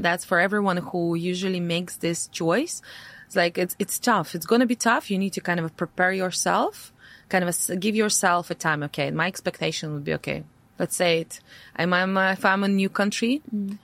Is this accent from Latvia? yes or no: yes; Latvia; English is a second language; moved away as an adult; my parents are Russian. Uh, however, I born in, uh, I was born in Latvia, right? So I speak Latvian. I have my passport. So for me, Latvia was always a home home